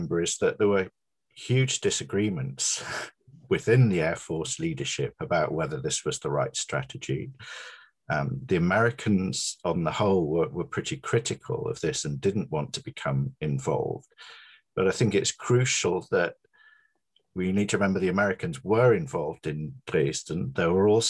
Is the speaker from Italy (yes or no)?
no; Hull, Yorkshire and the Humber, United Kingdom; moved away; also born or lived in Coventry; I grew up in Hull, which was the biggest, the most sort of bombed city in Britain.